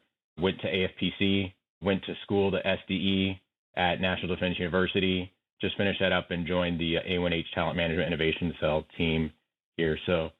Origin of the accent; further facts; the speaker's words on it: Texas, United States; I'm from Texas. I commissioned out of ROTC at Texas Christian University.